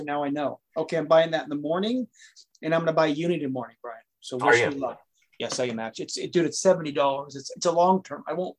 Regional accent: Oregon, United States; moved away; I'm actually from the Beaver State

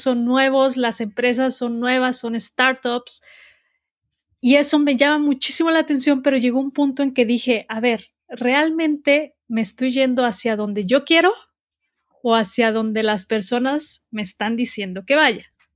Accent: Guadalajara, Jalisco, Mexico; also born or lived in Mexico City / United States / Los Cabos / Cancún; Soy de México, soy de Guadalajara. Eh, nací aquí, todavía vivo aquí. La mayoría de mi vida he vivido aquí.

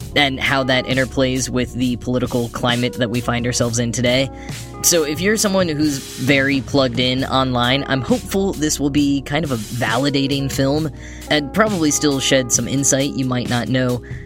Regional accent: Texas, United States; moved away; I grew up in Texas

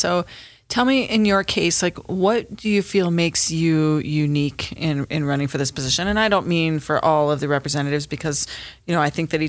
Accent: Boulder, Colorado, United States; I was born in Boulder Community Hospital.

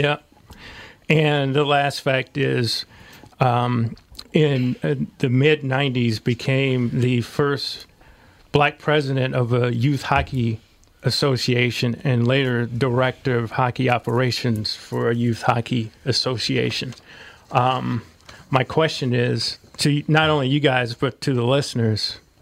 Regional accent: St. Louis, Missouri, United States; moved away; Where are you from? I said, St. Louis

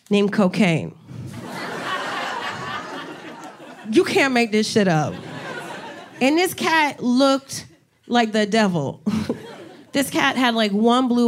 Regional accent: New Jersey, United States; moved away as an adult; also born or lived in Miami; now in New York City, United States; I'm originally from Jersey

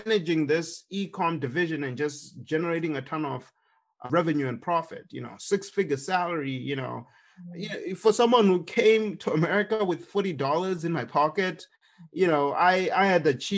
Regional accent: Zimbabwe; moved away as an adult; now in United States; when I was growing up in Zimbabwe

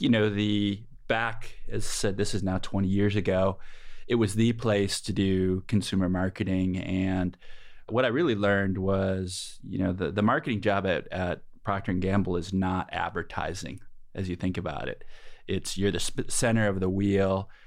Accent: Peoria, Illinois, United States; moved away as an adult; also born or lived in Bay Area; I grew up in Peoria, Illinois

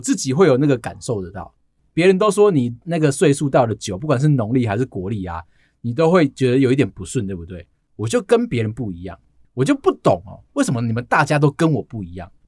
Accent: Taiwan; 他们会像我们台湾人一样

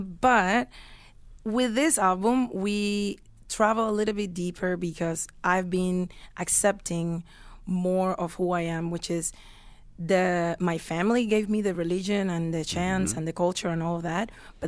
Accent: Cuba; moved away as an adult; also born or lived in United States; now in Toronto, Canada; because we have been living outside of Cuba for more than 10 years now.

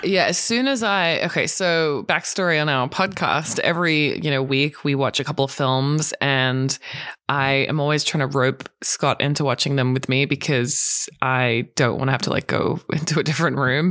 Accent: Australia; now in Los Angeles, United States; being an Australian

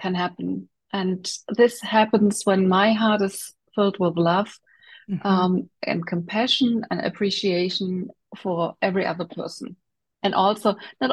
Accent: Germany; so I grew up in Germany and I'm still living in Germany.

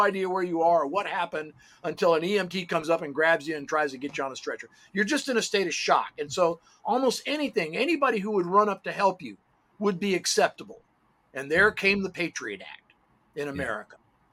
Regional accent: United States; I'm an American

